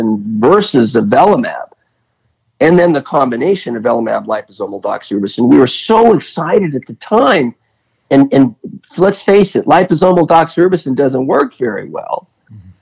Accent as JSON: {"language": "English", "country": "United States", "said": "I'm American"}